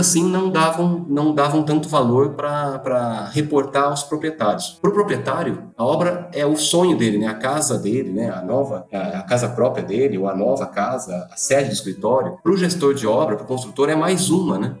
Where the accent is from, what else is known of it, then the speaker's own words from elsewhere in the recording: Bauru, São Paulo, Brazil; o motivo de eu estar em Bauru, eu sou de Bauru